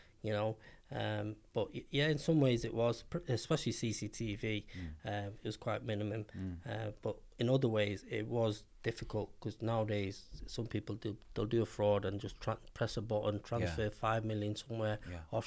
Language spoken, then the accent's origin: English; Manchester, North West England, United Kingdom; I'm from Manchester. I grew up in Cheetah Mill.